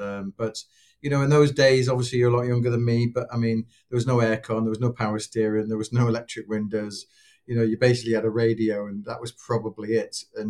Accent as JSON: {"language": "English", "town": "Newcastle", "region": "North East England", "country": "United Kingdom", "tie": "born or raised there", "also_born_or_lived": "London", "said": "So I grew up mainly in Newcastle. So born in London, parents were in the military. So we traveled around a bit. And most of my memories from 4 till I was 13 were probably Newcastle."}